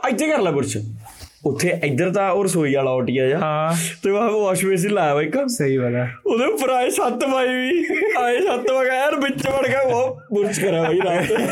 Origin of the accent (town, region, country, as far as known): Longowal, Punjab, India